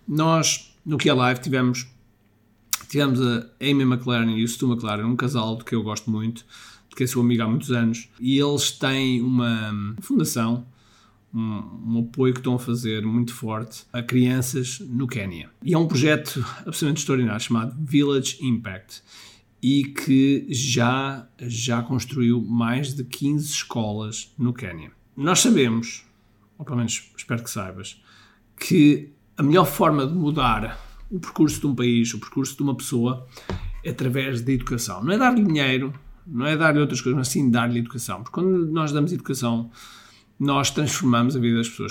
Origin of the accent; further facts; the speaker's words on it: Mozambique; moved away; eu nasci em Moçambique